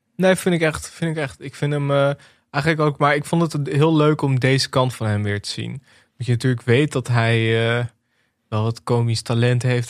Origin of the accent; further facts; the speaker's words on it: Netherlands; als Nederlanders